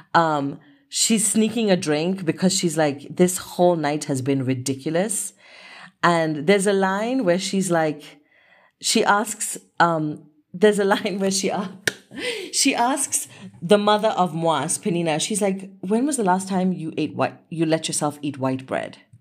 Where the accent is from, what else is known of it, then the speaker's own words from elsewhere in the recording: Kenya; I was really exploring my identity as a Kenyan woman with, of Asian heritage